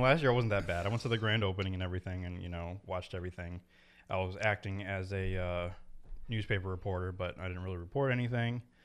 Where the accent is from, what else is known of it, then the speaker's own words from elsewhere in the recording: Meriden, Connecticut, United States; that's my hometown